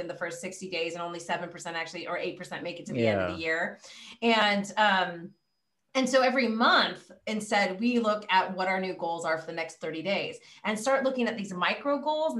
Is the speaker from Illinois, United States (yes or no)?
no; California, United States; I'm from California